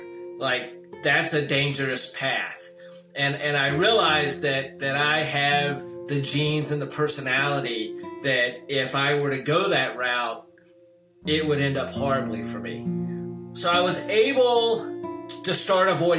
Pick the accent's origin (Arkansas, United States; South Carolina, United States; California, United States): South Carolina, United States; Lancaster; moved away; In my hometown, I mean, it's a very cotton mill town, you know. I think when I was growing up, there were probably 12 stoplights in the town